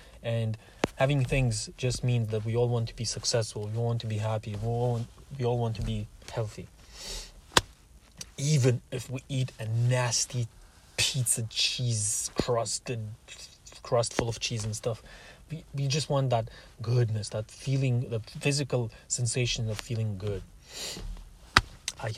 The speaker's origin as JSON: {"language": "English", "country": "Russia", "also_born_or_lived": "Canada", "moved": "yes", "said": "I am Russian"}